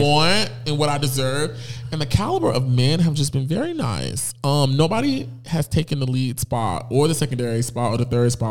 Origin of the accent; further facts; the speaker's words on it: Fort Lauderdale, Florida, United States; moved away as an adult; now in Atlanta, United States; I'm from Fort Lauderdale, Florida